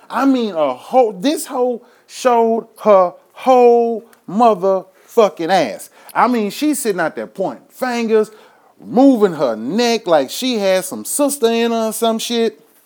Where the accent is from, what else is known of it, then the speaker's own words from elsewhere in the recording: Houston, Texas, United States; coming from my hometown of Houston, Texas. Anybody know me know I'm a H-town nigga.